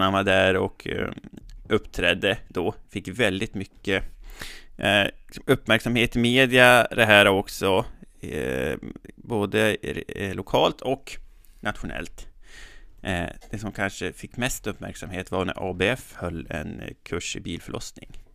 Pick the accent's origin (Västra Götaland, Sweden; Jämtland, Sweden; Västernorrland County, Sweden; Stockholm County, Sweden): Västernorrland County, Sweden; Resele; now in Härnösand, Sweden; Jag kommer ju från Resele. Men jag bor i Härnösand nu